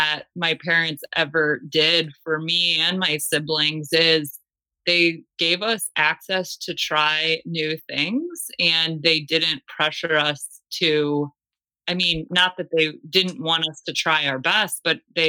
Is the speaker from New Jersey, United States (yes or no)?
no; Cleveland, Ohio, United States; moved away as an adult; also born or lived in Australia; I am from Cleveland, Ohio, originally